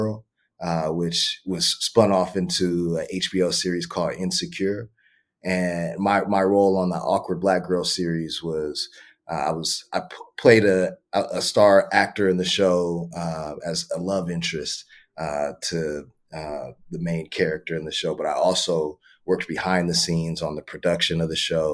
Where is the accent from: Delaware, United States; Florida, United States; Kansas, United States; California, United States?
California, United States; Los Angeles; also born or lived in San Diego / Carlsbad; I grew up in West LA, mid-city.